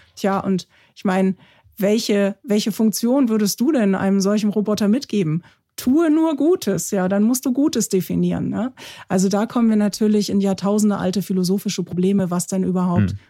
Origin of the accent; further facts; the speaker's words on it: Germany; bei uns in Deutschland